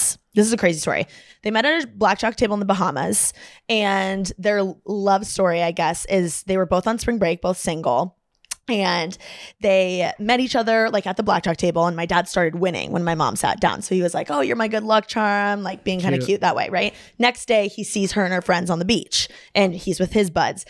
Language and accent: English; Bloomington, Indiana, United States; moved away as an adult; now in Los Angeles, United States; I'm from Bloomington